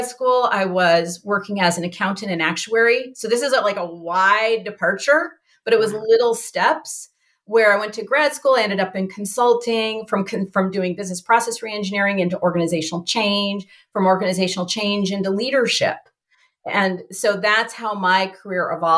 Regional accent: United States; I grew up in the United States

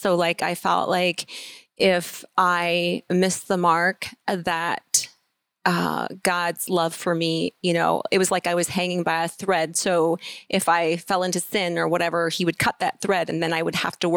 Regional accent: Iowa, United States; we currently live in Kelowna, Iowa, and we live on the farm where I was born and raised

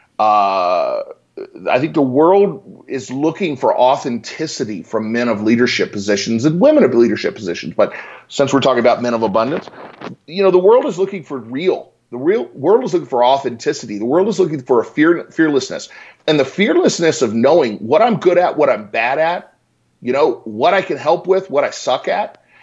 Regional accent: Richmond, Virginia, United States; moved away as an adult; also born or lived in Boulder, Colorado; now in Denver, United States; I grew up in Richmond, Virginia

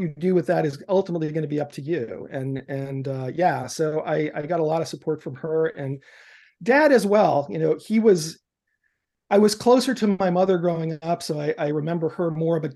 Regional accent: New York City, New York, United States; now in Seattle, United States; I was growing up in New York City in the immediate aftermath of the civil rights movement

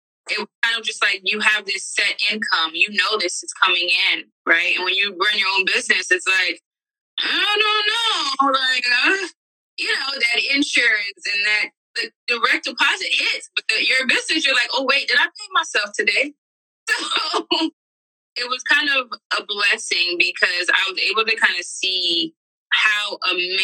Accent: Miami, Florida, United States; moved away; I'm from Miami, so I used to have clients back home

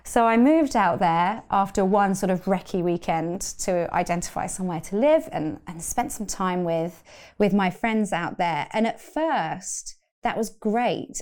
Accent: London, United Kingdom; I grew up in London

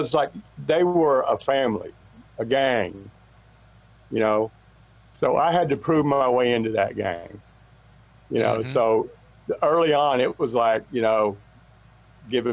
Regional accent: Austin, Texas, United States; I'm from Austin

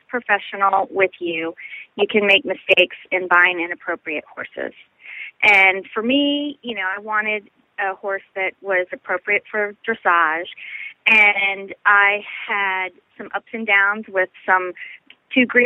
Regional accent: Northern Virginia, United States; I grew up in Northern Virginia

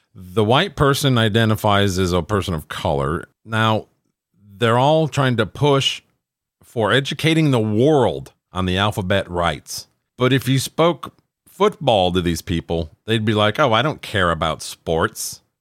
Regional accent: Minnesota, United States; my home state of Minnesota

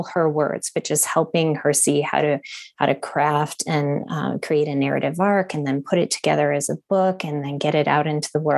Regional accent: Honolulu, Hawaii, United States; born there; So I was born in Honolulu near the military base there.

